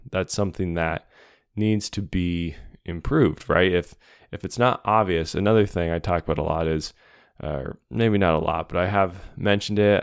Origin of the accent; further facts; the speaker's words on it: Montana, United States; moved away; growing up in Montana, now living in Montana again